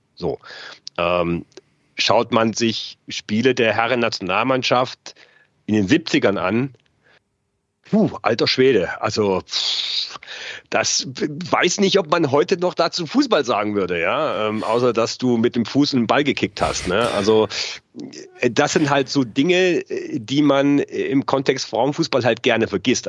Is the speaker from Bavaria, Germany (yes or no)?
no; Saxony, Germany; moved away as an adult; now in Munich, Germany; ich bin in der DDR groß geworden